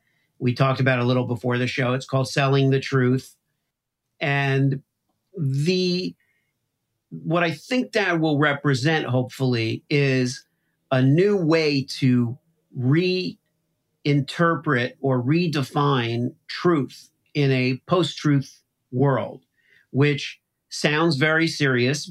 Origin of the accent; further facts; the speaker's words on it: Miami, Florida, United States; now in Midwest, United States; I grew up in Miami